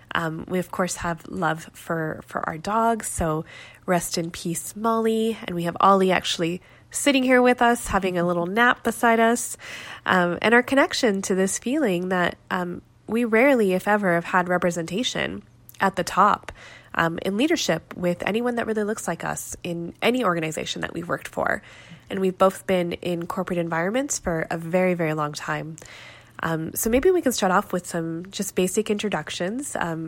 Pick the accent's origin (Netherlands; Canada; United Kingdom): Canada; We're two first-generation Canadians. Susie, you're Korean-Canadian, and … I'm Pakistani-Canadian.